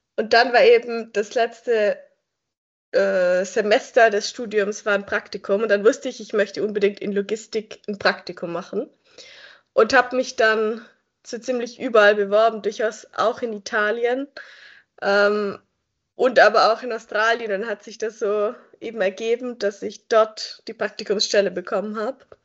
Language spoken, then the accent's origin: German; Göppingen, Baden-Württemberg, Germany; moved away as an adult; now in Lausanne, Switzerland; Ich komme ursprünglich aus Göppingen. Das ist eine kleinere Stadt, die zwischen Stuttgart und Ulm liegt. Und ich bin dort eben aufgewachsen.